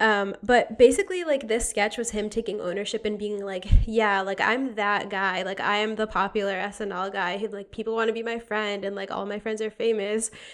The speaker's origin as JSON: {"language": "English", "region": "Connecticut", "country": "United States", "also_born_or_lived": "Boston", "moved": "yes", "said": "I'm from Connecticut, regrettably"}